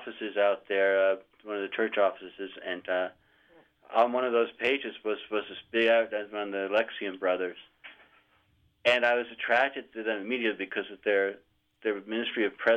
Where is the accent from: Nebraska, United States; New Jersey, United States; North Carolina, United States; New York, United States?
New Jersey, United States; I originally was born and raised in New Jersey